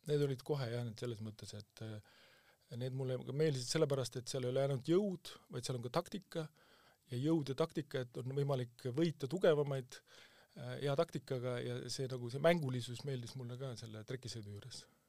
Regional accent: Kuusalu, Harju County, Estonia; ma olen Kuusalust pärit

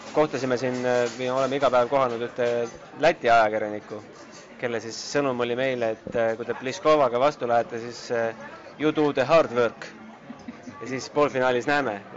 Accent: Estonia; oleme Eestist

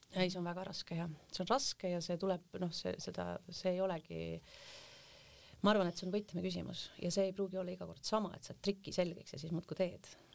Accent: Hiiumaa, Hiiu County, Estonia; moved away; also born or lived in Taebla; tegelikkuses olen ma hoopis Hiiumaalt

